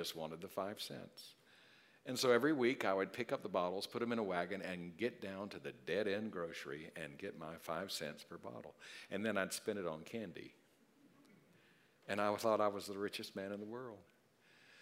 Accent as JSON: {"language": "English", "region": "South Carolina", "country": "United States", "tie": "born or raised there", "said": "When I was a little boy growing up in South Carolina, I lived on a road called Pocket Road"}